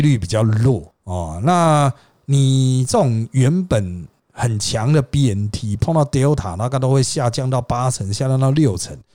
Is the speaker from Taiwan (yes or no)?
yes; Taiwan; 我们台湾人